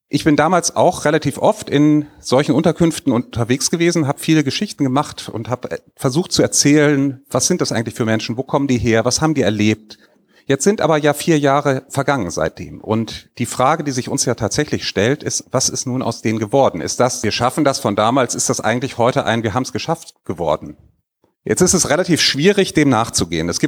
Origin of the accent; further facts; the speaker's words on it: Rhineland, Germany; ich komme aus dem Rheinland und wenn man da aufgewachsen ist, weiß man sofort, was man da sieht